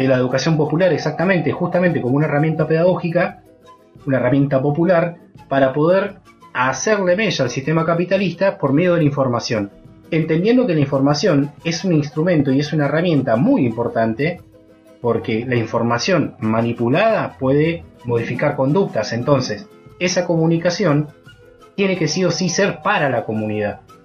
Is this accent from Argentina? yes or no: yes; San Martín de los Andes, Neuquén, Argentina; cuando yo era pibe, en mi adolescencia, en San Martín, en San Martín de los Andes